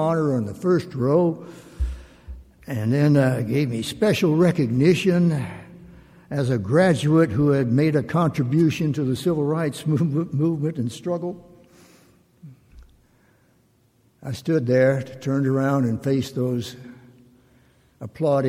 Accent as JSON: {"language": "English", "region": "Mississippi", "country": "United States", "moved": "yes", "said": "I was from Mississippi"}